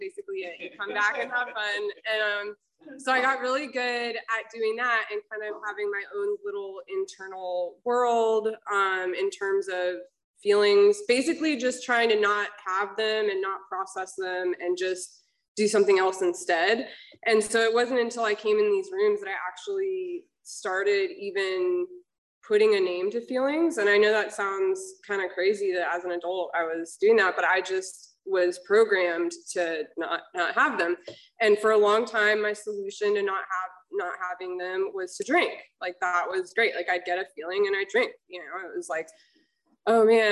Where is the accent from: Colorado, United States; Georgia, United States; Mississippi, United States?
Georgia, United States; now in Laguna Hills, United States; I'm actually from Georgia